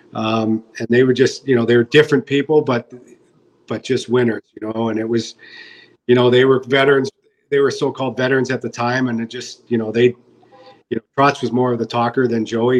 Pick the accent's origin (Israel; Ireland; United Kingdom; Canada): Canada; British Columbia; I'm from British Columbia